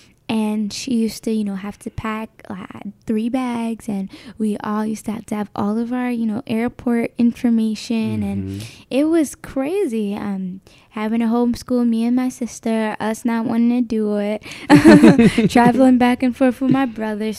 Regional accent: Newark, New Jersey, United States; I'm 18 years old and I'm from Newark, New Jersey.

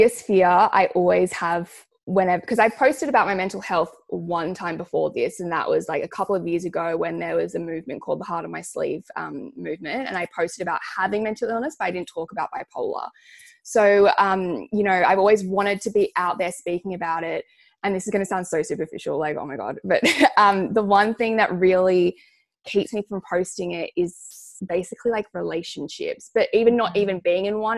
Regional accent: Sydney, New South Wales, Australia; I grew up on the North Shore.

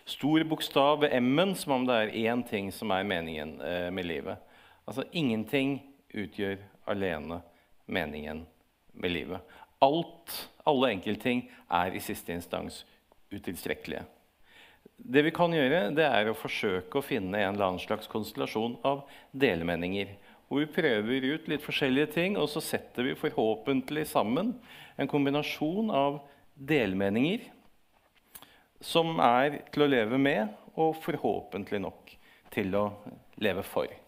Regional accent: Moss, Østfold, Norway; Jeg er mossing, da.

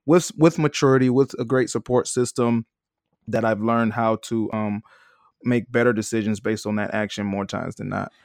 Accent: Detroit, Michigan, United States; I'm from Detroit, Michigan.

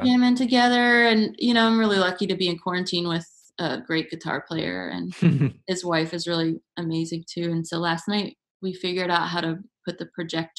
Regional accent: United States; to be from here

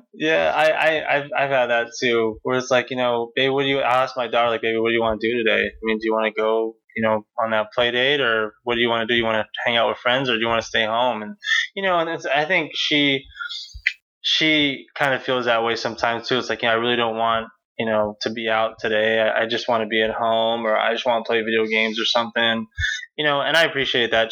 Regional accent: United States; growing up in America

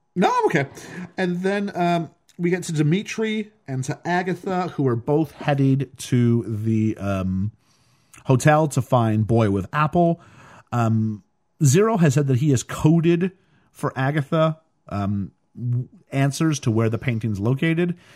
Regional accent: Canada; as a Canadian

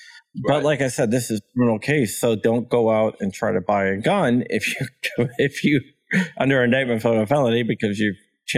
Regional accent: Ashburn, Virginia, United States; Ashburn, Virginia, which is my hometown.

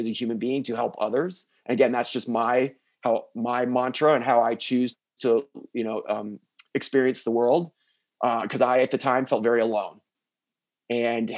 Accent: South Florida, United States; also born or lived in Midwest; I was raised down in South Florida

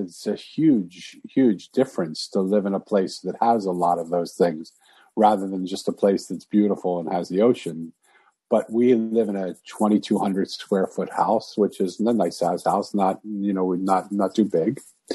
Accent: Philadelphia, Pennsylvania, United States; now in San Diego, United States; move back to my hometown, Philadelphia

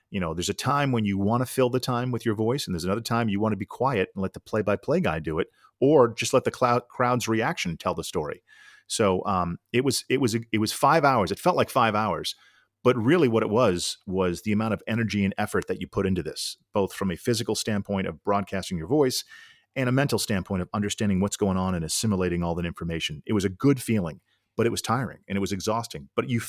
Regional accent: Needham, Massachusetts, United States; I grew up just outside of Boston in Needham, Mass.

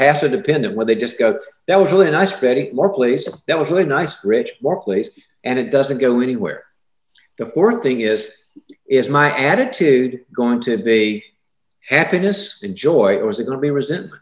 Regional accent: the South, United States; I'm from the South

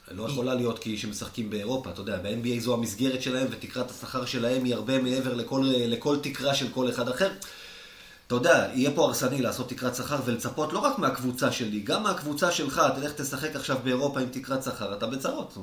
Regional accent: Israel; אני ישראלי

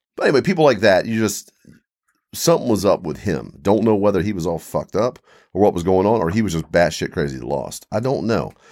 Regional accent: Eastern Shore, Maryland, Virginia, Mid-Atlantic, United States; I grew up in Mid-Atlantic, Eastern Shore, Maryland, Virginia.

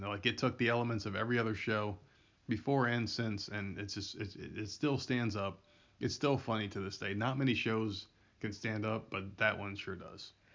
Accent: Middlesex, New Jersey, United States; I'm from Middlesex

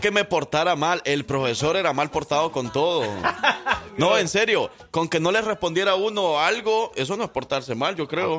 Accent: El Salvador; now in Alabama, United States; vengo escuchando desde El Salvador, desde que estaba pequeño.

